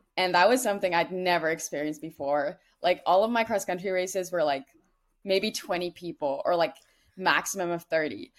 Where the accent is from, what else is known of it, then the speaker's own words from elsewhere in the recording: Netherlands; moved away as an adult; now in United States; I'm from the Netherlands